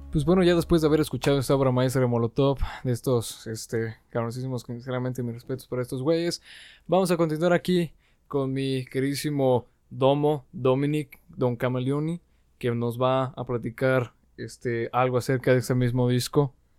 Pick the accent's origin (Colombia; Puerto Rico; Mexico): Mexico; Aguascalientes; los que somos de aquí de Aguascalientes